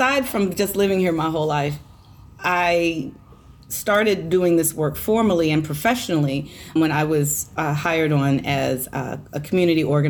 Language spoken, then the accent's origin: English; Hampton Roads, Virginia, United States; born and raised in Hampton Roads